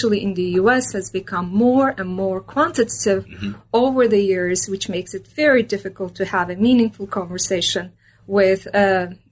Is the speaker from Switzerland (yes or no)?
no; Istanbul, Turkey; moved away as an adult; also born or lived in Minnesota, United States; I was born and raised in Istanbul, Turkey